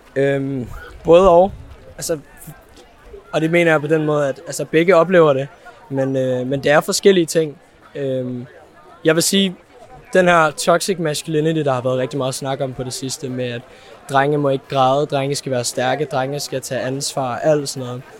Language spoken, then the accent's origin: Danish; Copenhagen, Capital Region of Denmark, Denmark; jeg kommer fra Valby og er 17 år gammel